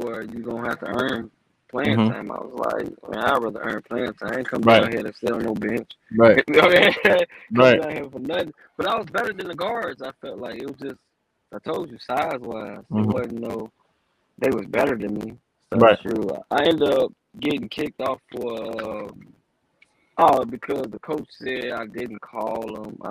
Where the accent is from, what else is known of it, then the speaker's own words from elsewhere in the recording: Chicago, Illinois, United States; I'm from Chicago, East Side. You know, I grew up on the East Side